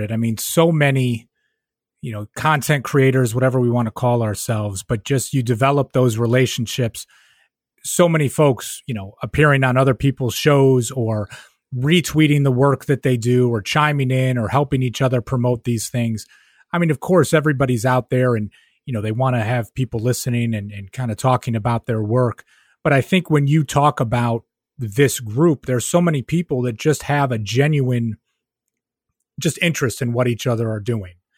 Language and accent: English; Rochester, New York, United States; moved away as an adult; now in Albany area, United States; I'm from Rochester, New York, right? So growing up in Rochester